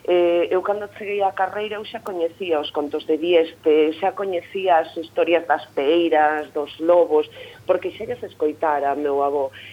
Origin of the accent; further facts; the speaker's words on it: Bergantiños, Galicia, Spain; accent: Bergantiños variety; todas as miñas novelas están escritas nunha variante berjantiña, que é de onde eu son eh, toda a zona de Carballo, de Bergantiños